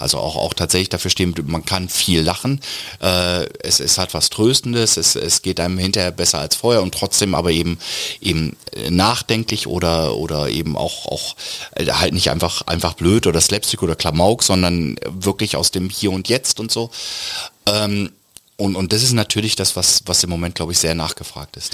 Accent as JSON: {"language": "German", "region": "Lower Saxony", "country": "Germany", "said": "dieses sehr ruhige, gelassene, abwartende ist natürlich sehr niedersächsisch"}